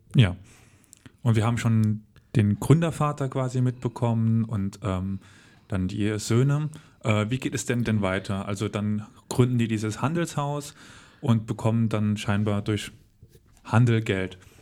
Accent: Völklingen, Saarland, Germany; ich komme aus Völklingen

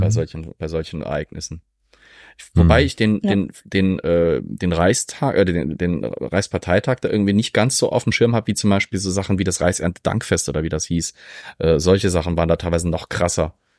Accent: Zweibrücken, Rhineland-Palatinate, Germany; ich komme aus Zweibrücken.

